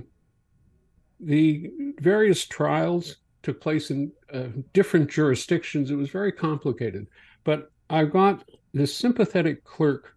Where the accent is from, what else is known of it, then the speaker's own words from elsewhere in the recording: Morden, Manitoba, Canada; moved away; my hometown paper, the Morden Times